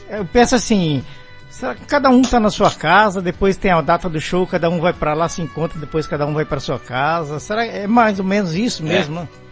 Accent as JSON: {"language": "Portuguese", "region": "São Paulo", "country": "Brazil", "tie": "born or raised there", "moved": "as an adult", "lives_now": "Belo Horizonte, Brazil", "said": "eu nasci em São Paulo, do tempo que eu vivi em São Paulo"}